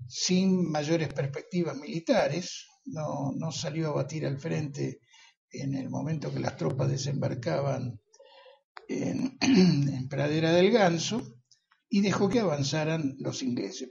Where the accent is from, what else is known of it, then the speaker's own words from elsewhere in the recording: Argentina; los argentinos no somos belicistas